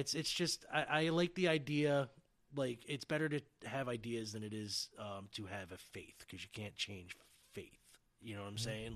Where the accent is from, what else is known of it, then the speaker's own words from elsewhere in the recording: Red Hook, New York, United States; And I grew up in Red Hook, and IBM owned that town.